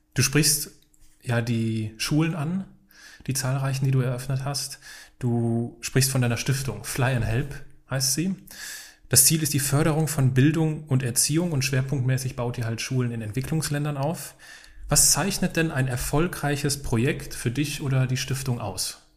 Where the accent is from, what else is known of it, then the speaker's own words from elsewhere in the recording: Altenkirchen, Rhineland-Palatinate, Germany; moved away; also born or lived in Hachenburg; nebenan von Altenkirchen, wo ich aufgewachsen bin.